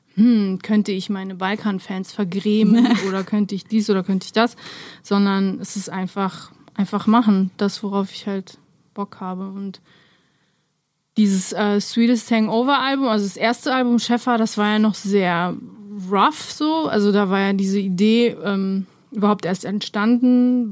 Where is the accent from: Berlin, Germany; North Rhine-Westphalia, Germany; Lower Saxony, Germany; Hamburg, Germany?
Berlin, Germany; German is a second language; also born or lived in Romania; ich bin ja mit acht Jahren aus Rumänien hergekommen und ähm, bin aber in Lichterfelde Ost aufgewachsen